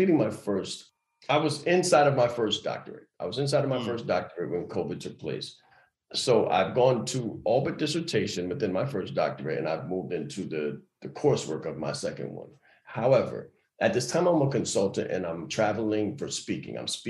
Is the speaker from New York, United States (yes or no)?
yes; New York City, New York, United States; I'm a kid from Harlem